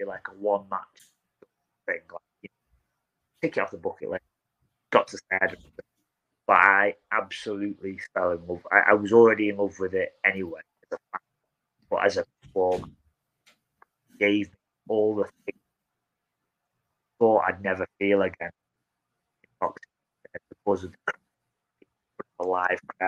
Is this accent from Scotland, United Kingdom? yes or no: no; Blackpool, North West England, United Kingdom; That's my hometown